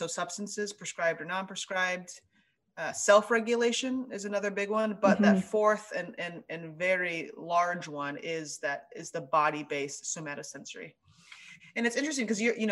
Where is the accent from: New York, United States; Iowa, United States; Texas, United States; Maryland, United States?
Iowa, United States; Ames; We grew up together in Ames, Iowa.